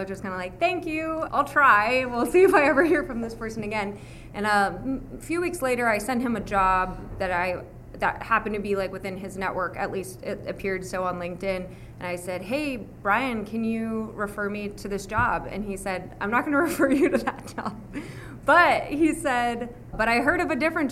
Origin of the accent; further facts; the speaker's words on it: Las Vegas, Nevada, United States; now in Austin, United States; I grew up in Las Vegas, Nevada.